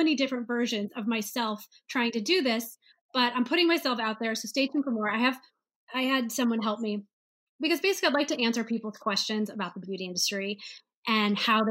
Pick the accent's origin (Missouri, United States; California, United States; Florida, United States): Missouri, United States; St. Louis; moved away as an adult; also born or lived in Ohio; I grew up in St. Louis, Missouri